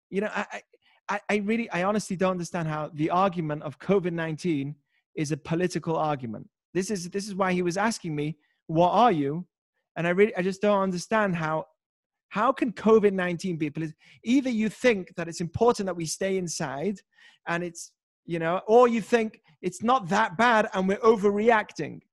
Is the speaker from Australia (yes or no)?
no; United Kingdom; now in United States; I'm British